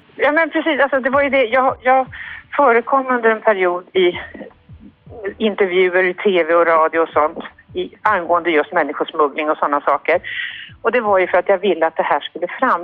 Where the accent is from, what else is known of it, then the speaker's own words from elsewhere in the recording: Sweden; vi svenskar